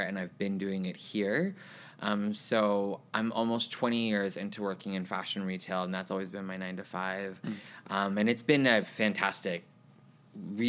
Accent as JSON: {"language": "English", "town": "Vancouver", "region": "British Columbia", "country": "Canada", "tie": "born or raised there", "also_born_or_lived": "Tulsa, Oklahoma", "moved": "as an adult", "lives_now": "Houston, United States", "said": "I am from Vancouver, British Columbia. I was raised there. I was actually born here in Oklahoma, Tulsa, but we don't talk about that. my family moved when I was 6 months old to Vancouver, and so I grew up there mostly. But I moved here to Houston when I was 21 years old"}